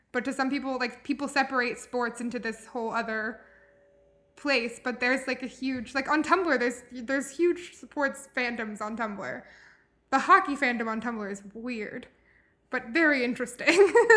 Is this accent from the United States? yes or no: yes; Louisville, Kentucky, United States; I grew up here in Louisville in the city